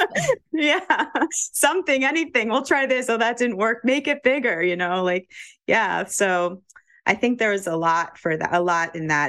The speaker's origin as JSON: {"language": "English", "town": "New York City", "region": "New York", "country": "United States", "tie": "born or raised there", "also_born_or_lived": "Vermont", "moved": "as an adult", "said": "I grew up in New York City"}